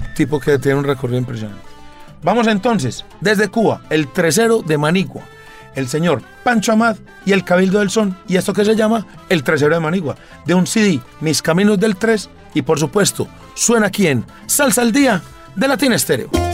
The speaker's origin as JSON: {"language": "Spanish", "region": "Antioquia", "country": "Colombia", "said": "como antioqueño"}